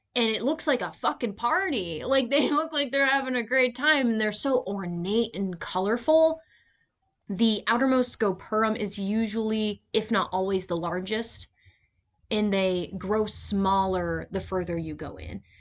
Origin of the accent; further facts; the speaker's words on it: United States; I'm an American